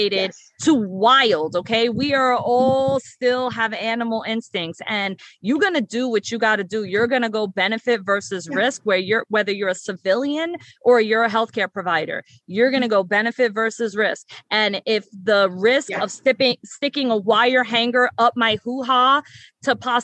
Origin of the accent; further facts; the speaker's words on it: New York City, New York, United States; I was born and raised in the South Bronx